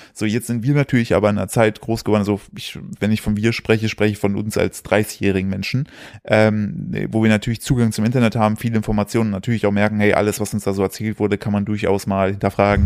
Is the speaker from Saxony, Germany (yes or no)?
no; Sauerland, North Rhine-Westphalia, Germany; wir kommen aus dem Sauerland, da sind ja auch alle äh, erzkatholisch